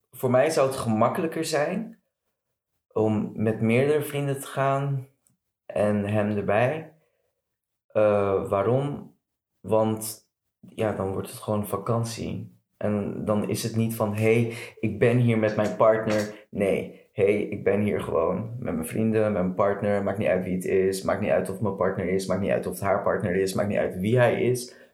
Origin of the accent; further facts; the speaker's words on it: Morocco; Maar ja, voor mij persoonlijk, als Marokkaan zijnde. En Marokko is natuurlijk een islamitisch land.